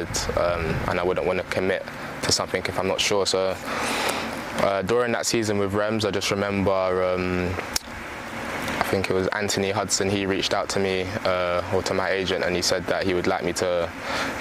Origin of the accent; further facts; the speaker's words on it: London, United Kingdom; also born or lived in New York, United States; I was from London